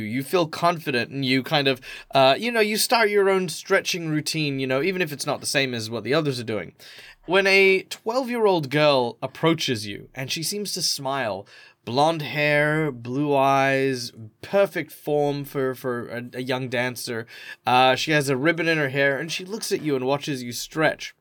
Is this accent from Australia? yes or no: yes; Australia; I'm Australian